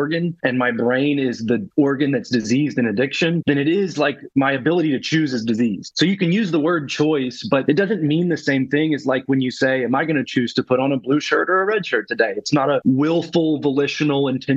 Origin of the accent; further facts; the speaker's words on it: Lexington, Kentucky, United States; I'm born and raised in Lexington, Kentucky. It's where I am right now.